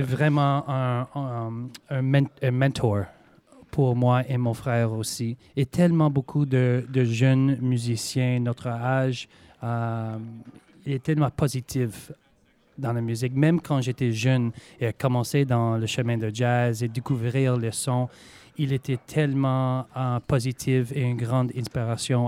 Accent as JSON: {"language": "French", "town": "Montreal", "region": "Quebec", "country": "Canada", "tie": "born or raised there", "accent": "Québécois", "moved": "yes", "said": "mes parents sont américains, mais euh, voilà, j'étais né à Montréal, alors euh, j'ai fait mes études là-bas et je parle français"}